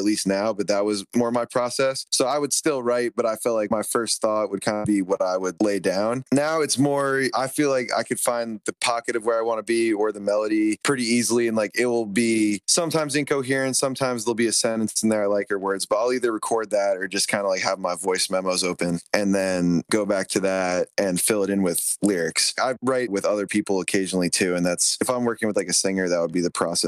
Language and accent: English; Somerset County, New Jersey, United States; moved away as an adult; now in California, United States; I grew up in Somerset County, New Jersey